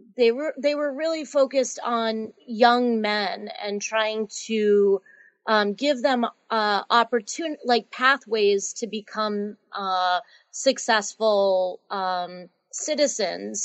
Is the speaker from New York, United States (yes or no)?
no; Andover, Massachusetts, United States; I grew up in Andover, Massachusetts